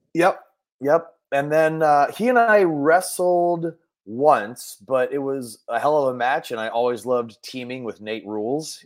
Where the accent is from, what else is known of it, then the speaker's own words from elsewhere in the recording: Mill Valley, California, United States; I grew up in Mill Valley, California, which is about a 10 minute drive north of San Francisco